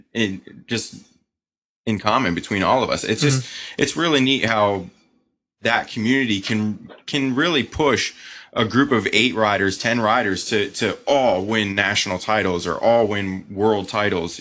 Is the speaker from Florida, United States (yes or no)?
yes; Sarasota, Florida, United States; we grew up in Sarasota, Florida.